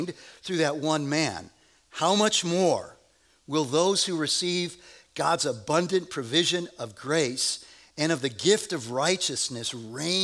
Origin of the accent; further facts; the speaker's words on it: United States; we're from America and we are rugged individualists